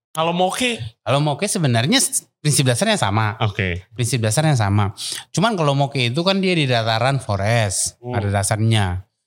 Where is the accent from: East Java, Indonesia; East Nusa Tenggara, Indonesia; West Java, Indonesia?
East Nusa Tenggara, Indonesia; Kupang; moved away; kita orang NTT